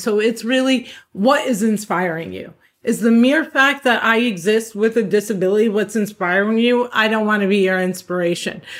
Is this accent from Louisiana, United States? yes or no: no; Cliffside Park, New Jersey, United States; I was born and raised in Cliffside Park, New Jersey, which is right over the George Washington Bridge